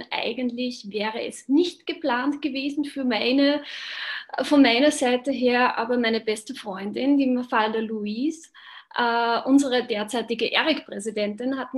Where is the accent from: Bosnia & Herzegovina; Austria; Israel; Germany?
Austria; Upper Austria; Das ist nördlich äh, von Linz Richtung tschechische Grenze.